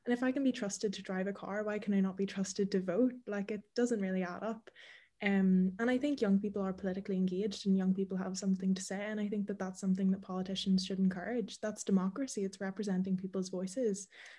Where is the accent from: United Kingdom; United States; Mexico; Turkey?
United Kingdom; Newry, Northern Ireland; I'm from Newry, so I'm from the north